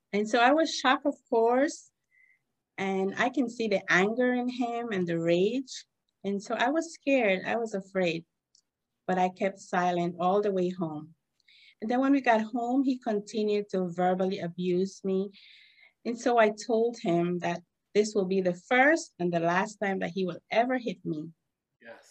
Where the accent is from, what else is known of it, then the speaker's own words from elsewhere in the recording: Esperanza, Cayo District, Belize; moved away as an adult; now in New York, United States; I was born and bred in Esperanza Village, like you said, from Belize.